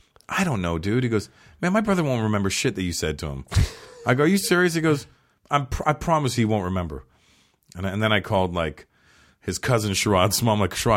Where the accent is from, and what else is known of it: Toronto, Ontario, Canada; born or raised there; moved away as an adult; now in Los Angeles, United States